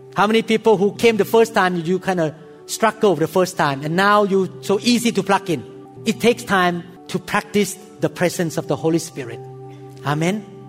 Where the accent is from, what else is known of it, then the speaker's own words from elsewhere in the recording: Thailand; In Thailand, we have a lot of evil spirit